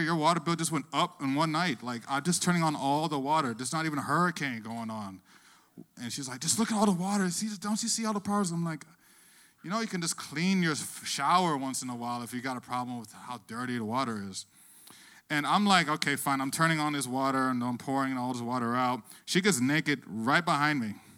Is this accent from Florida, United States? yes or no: yes; Plantation, Florida, United States; now in Miami, United States; I'm actually not from Miami. I actually grew up in Plantation, Florida